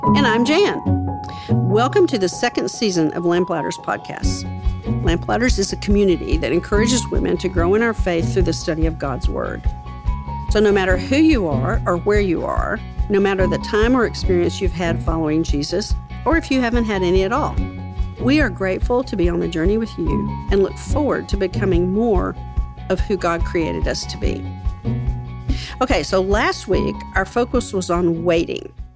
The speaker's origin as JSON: {"language": "English", "region": "West Texas", "country": "United States", "tie": "born or raised there", "said": "I grew up in West Texas"}